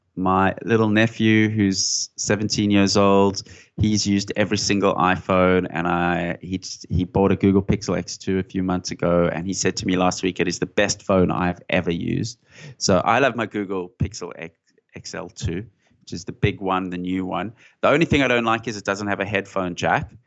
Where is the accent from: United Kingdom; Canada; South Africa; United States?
South Africa; Johannesburg, Gauteng; moved away as an adult; now in Sydney, Australia; I grew up in South Africa, in Johannesburg